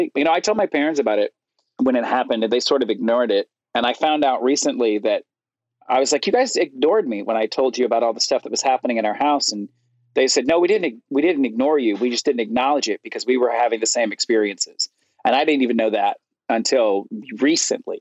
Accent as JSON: {"language": "English", "town": "Florence", "region": "Alabama", "country": "United States", "tie": "born or raised there", "said": "I was living in the first house I grew up in Florence, Alabama"}